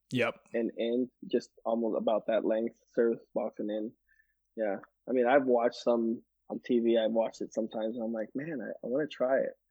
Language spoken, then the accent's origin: English; Guatemala; I grew up in Guatemala, five years there, and I climbed mango trees and you know coconut trees and stuff.